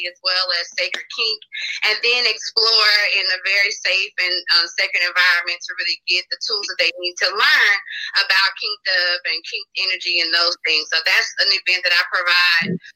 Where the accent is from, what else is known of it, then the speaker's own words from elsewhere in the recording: Tallulah, Louisiana, United States; I'm from Tallulah, Louisiana.